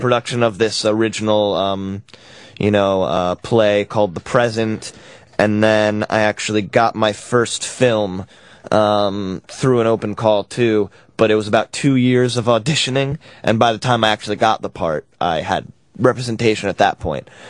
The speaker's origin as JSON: {"language": "English", "region": "New York", "country": "United States", "moved": "yes", "lives_now": "Los Angeles, United States", "said": "I'm from New York, and um, I've been out in LA for a little while"}